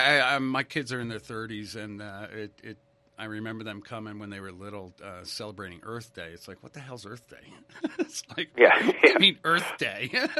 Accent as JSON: {"language": "English", "region": "New England", "country": "United States", "tie": "born or raised there", "said": "I grew up in New England. I grew up in a 250-year-old home"}